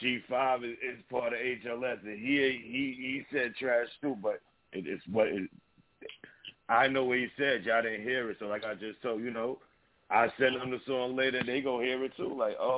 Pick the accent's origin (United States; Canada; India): United States; New York; I'm from New York, and that's my hood area.